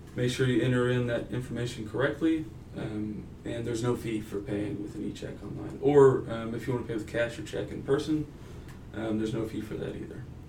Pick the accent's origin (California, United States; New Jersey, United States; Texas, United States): Texas, United States; Denton; also born or lived in Pueblo, Colorado; I grew up in Denton, Texas